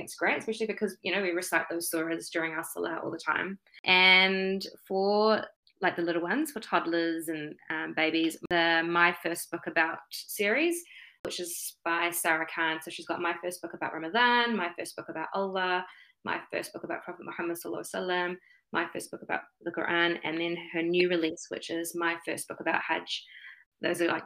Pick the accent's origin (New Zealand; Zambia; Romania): New Zealand; Auckland; born and bred in Tamaki Makaurau, Auckland